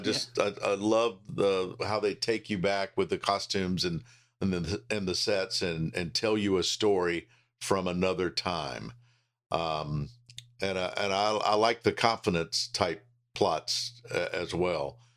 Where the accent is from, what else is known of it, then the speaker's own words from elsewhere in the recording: Charlotte, North Carolina, United States; I've been blessed to spend all of my career pretty much in my hometown